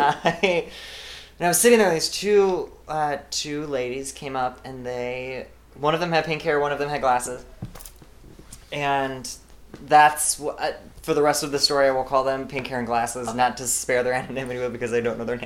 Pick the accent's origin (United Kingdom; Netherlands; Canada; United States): United States; smalltown Illinois; moved away as an adult; also born or lived in New York / Los Angeles; now in Chicago, United States; I had to move back to my hometown and moved in with my mom